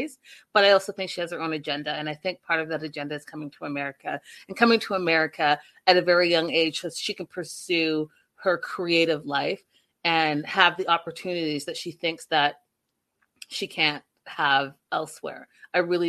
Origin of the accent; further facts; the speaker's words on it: Ontario, Canada; moved away; I'm from Ontario too, originally.